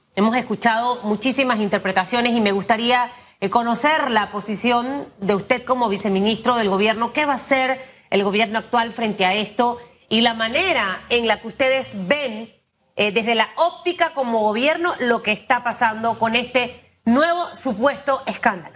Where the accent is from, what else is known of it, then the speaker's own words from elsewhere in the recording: Panama; como panameños